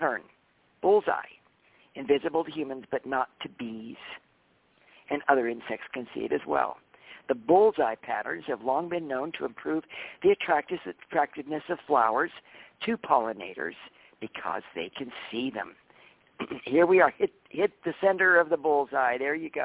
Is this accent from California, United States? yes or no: yes; Mount Shasta, California, United States; moved away; I grew up in Mount Shasta